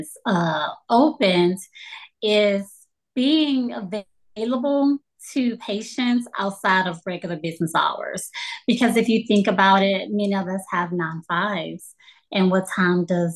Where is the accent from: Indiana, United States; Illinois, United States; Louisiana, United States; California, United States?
Louisiana, United States; also born or lived in Colorado; now in Texas, United States; I'm from Louisiana